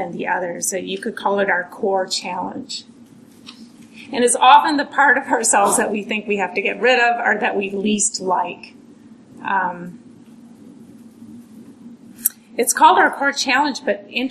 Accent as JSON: {"language": "English", "town": "Minneapolis", "region": "Minnesota", "country": "United States", "tie": "born or raised there", "moved": "yes", "lives_now": "Massachusetts, United States", "said": "I was born and raised here. Not far, near Lake Harriet"}